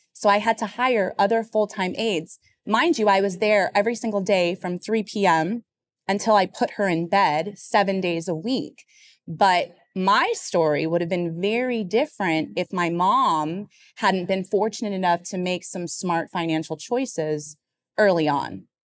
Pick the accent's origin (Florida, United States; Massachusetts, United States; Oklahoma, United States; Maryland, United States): Florida, United States; now in New York City, United States; I'm originally from Florida